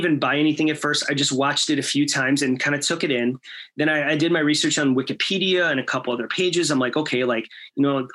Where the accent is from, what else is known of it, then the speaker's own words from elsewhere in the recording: Chicago, Illinois, United States; I'm from Chicago